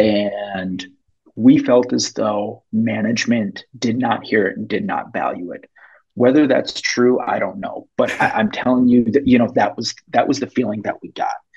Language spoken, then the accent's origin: English; Minneapolis, Minnesota, United States; I grew up in South Minneapolis